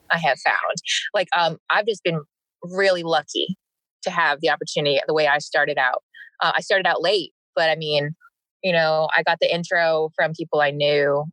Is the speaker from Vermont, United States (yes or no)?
yes; Vermont, United States; moved away; also born or lived in South Carolina / Greenville, South Carolina / Arkansas; I grew up in Vermont